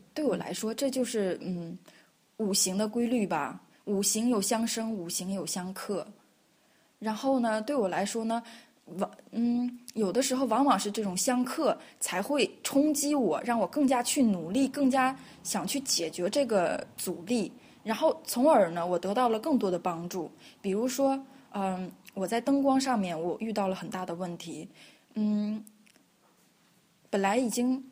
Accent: China; moved away as an adult; now in Vienna, Austria; 我是中国人，我想我在中国学习到中国的文化，然后我现在在国外留学，在国外工作

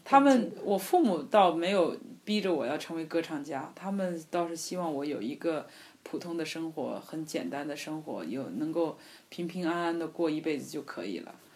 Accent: China; 虽然我是一个中国人，可是呢，呃，我会说意大利语

